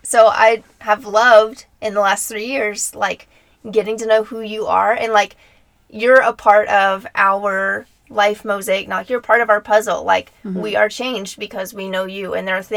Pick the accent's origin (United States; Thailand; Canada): United States; Nashville, Tennessee; moved away; we're from Nashville, Tennessee, both our families are there, so there's like deep roots there